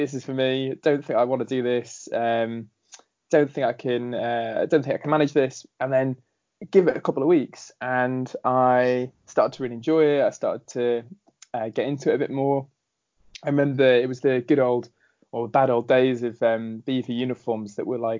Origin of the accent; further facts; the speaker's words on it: Ballasalla, Isle of Man; moved away; I grew up on the Isle of Man